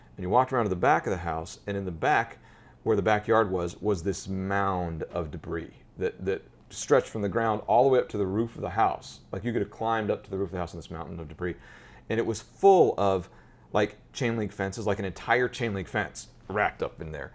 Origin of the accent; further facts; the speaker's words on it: Colorado, United States; moved away as an adult; now in Manhattan, United States; I grew up in Colorado